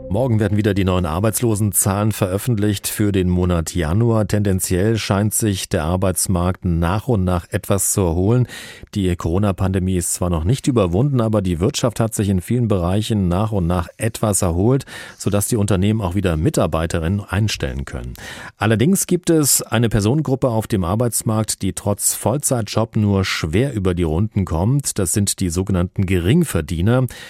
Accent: Germany; bei uns in Deutschland

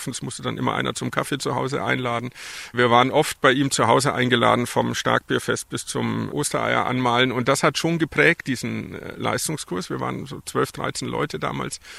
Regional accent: Fürstenfeldbruck, Bavaria, Germany; also born or lived in Stuttgart region; ich habe meine Kindheit in Fürstenfeldbruck bei München verbracht.

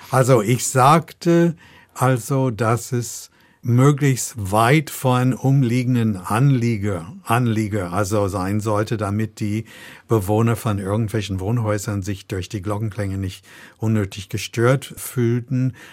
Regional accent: United States; Und ich komme aus den USA und dort haben wir das so gemacht, gemacht, dass wir

